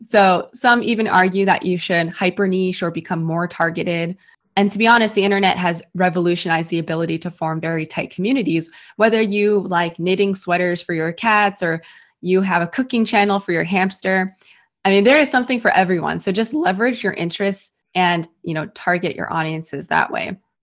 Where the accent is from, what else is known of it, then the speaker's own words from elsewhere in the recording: San Francisco, California, United States; I was born and raised in San Francisco